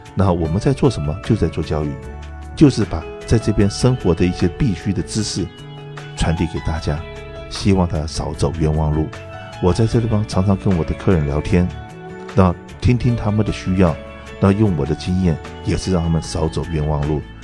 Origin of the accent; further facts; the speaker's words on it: Taiwan; moved away as an adult; now in California, United States; 我在台湾出生长大，那我父亲是个军人